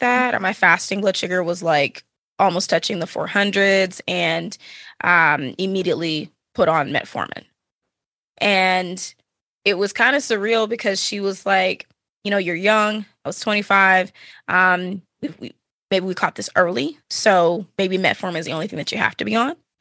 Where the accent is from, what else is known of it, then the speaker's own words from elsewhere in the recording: Dallas, Texas, United States; now in Austin, United States; I'm originally from the Dallas, Fort Worth area, uh, born and raised Texan